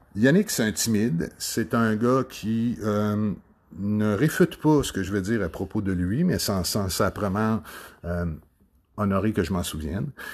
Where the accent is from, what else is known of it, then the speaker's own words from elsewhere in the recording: Sorel-Tracy, Quebec, Canada; je suis né de Sorel-Tracy.